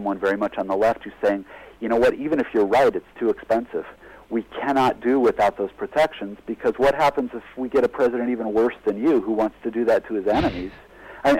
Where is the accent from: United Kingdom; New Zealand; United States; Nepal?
United States; As an American